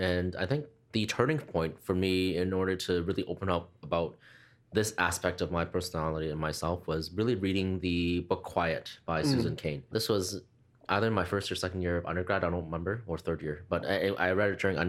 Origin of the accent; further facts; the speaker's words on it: Canada; born there; also born or lived in Hong Kong; And so although I was born here in mm-hmm. Canada, I'm a Canadian citizen, but did move over to Hong Kong for a few years.